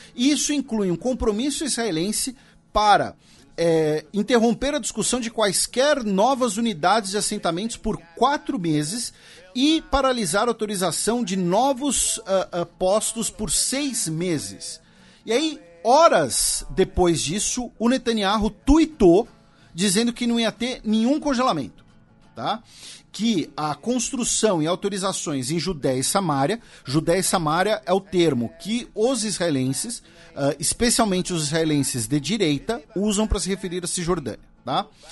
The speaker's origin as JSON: {"language": "Portuguese", "country": "Brazil", "said": "nós que somos brasileiros"}